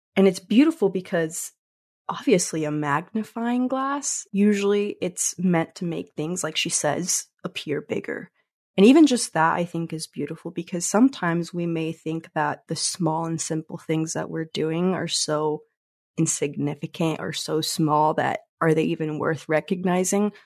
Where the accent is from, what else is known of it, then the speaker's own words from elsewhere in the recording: Mexico; moved away; we're from Mexico originally